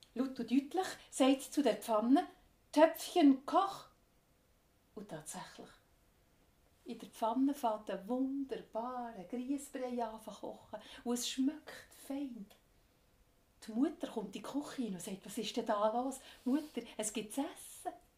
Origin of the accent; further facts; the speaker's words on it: Switzerland; ich komme aus der Schweiz